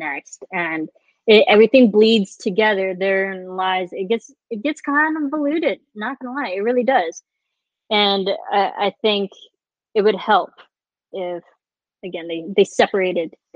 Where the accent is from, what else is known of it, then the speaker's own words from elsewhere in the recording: United States; we are very American, we were raised with American history